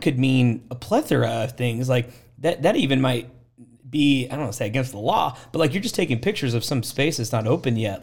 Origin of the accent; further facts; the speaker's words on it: Portland, Oregon, United States; moved away as an adult; now in Waco, United States; I grew up in Portland, Oregon is where I'm from